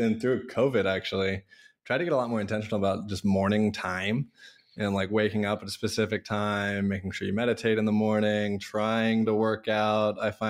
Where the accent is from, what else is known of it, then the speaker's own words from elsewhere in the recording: Issaquah, Washington, United States; Yeah, I grew up in Issaquah, Sammamish area.